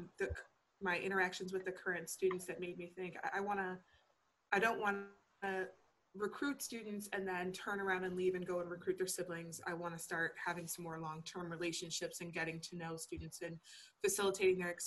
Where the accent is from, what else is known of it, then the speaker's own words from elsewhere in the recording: Niagara University, New York, United States; moved away as an adult; also born or lived in Geneseo, New York / Wynnewood, Pennsylvania; now in Pennsylvania, United States; I took an admissions position at Niagara University, which is in my hometown